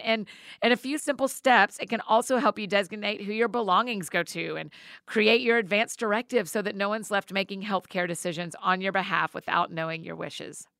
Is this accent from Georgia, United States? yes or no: yes; Marietta, Georgia, United States; my hometown at the Strand Theater in Marietta, Georgia